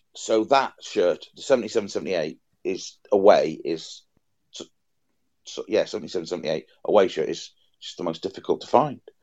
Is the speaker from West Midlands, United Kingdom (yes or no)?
no; Wales, United Kingdom; as a Welshman